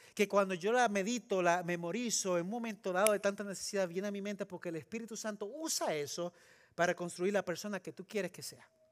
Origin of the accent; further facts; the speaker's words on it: Puerto Rico; moved away as an adult; also born or lived in Trujillo Alto, Puerto Rico / California; now in Texas, United States; Yo crecí en Puerto Rico